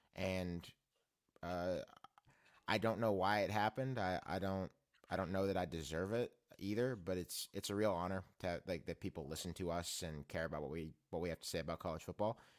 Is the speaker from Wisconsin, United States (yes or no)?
no; Mount Lebanon, Pennsylvania, United States; moved away; also born or lived in Maryland; I'm from Pittsburgh, or I'm from Mount Lebanon